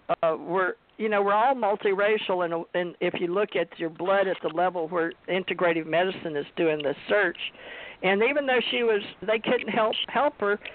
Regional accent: West Monroe, Louisiana, United States; moved away; also born or lived in Houston, Texas / Hawaii; growing up in Monroe, Louisiana, West Monroe, Louisiana

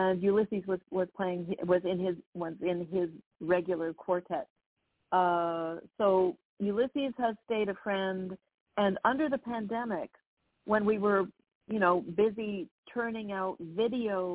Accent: Toronto, Ontario, Canada; moved away as an adult; also born or lived in Vienna / New York

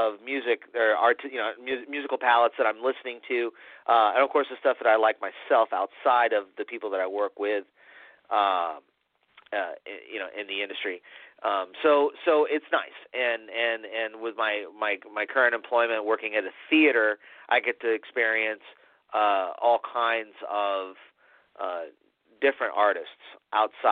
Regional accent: Tampa, Florida, United States; I am a third-generation Tampanian, Tampa, Florida

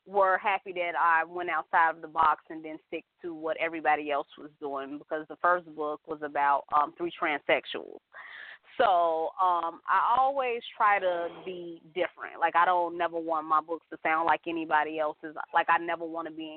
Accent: Chicago, Illinois, United States; I'm born and raised in Chicago

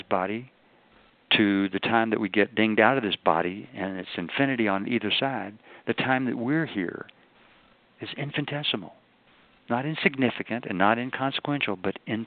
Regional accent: the South, United States; I'm from the South

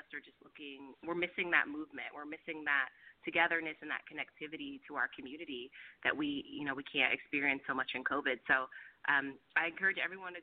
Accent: Roseville, California, United States; now in Oakland, United States; I'm actually from Sacramento area, a town called Roseville, if you've ever heard of it. And then I moved to Oakland

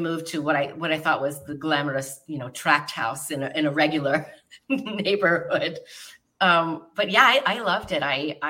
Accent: Fremont, California, United States; Fremont, California, on a cattle ranch.

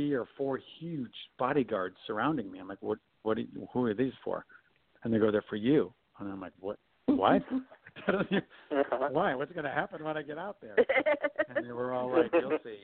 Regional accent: Michigan, United States; moved away; also born or lived in Chicago / New York / Hawaii / Los Angeles; I'm from Michigan originally.

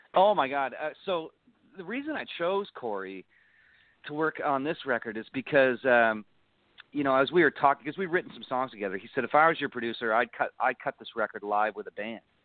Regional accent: Niagara Falls, Ontario, Canada; my house where I grew up in Niagara Falls

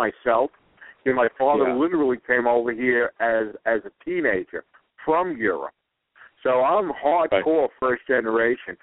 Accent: New York City, New York, United States; this big New York City guy

